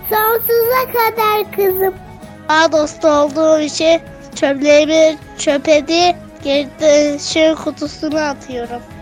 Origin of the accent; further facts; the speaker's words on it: Karaman Province, Turkey; now in Çeşme, Turkey; Ben 7 yaşındayım. 2. sınıfa gidiyorum. Ee, Çeşme, Çeşme İzmirliyim. Çeşme'de oturuyorum ama Karamanlıyım normalde. Ve 7 yaşındayım.